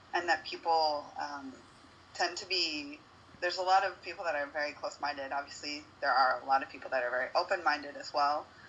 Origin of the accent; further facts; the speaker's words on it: United States; moved away as an adult; now in Uruguay; the privilege of being a United States citizen.